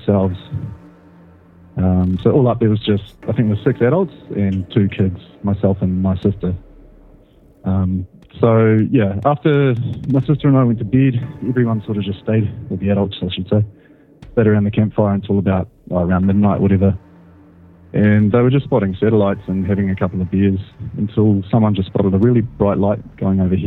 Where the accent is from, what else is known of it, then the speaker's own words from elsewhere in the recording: New Zealand; I'm from New Zealand